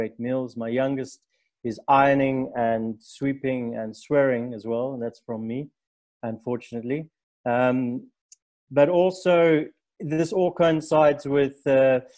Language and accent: English; South Africa; I'm a third generation African